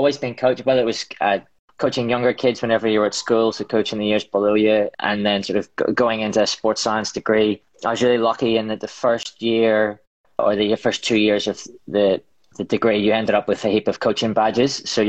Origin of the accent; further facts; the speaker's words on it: Ireland; Yeah, I guess it's sharing or social.